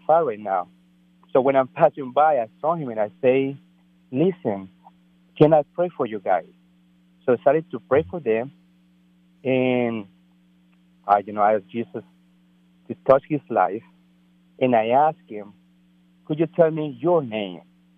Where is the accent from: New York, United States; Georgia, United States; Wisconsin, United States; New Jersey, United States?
New Jersey, United States; English is a second language; Basically, I'm on a business trip. I'm from New Jersey, passing by in Maryland.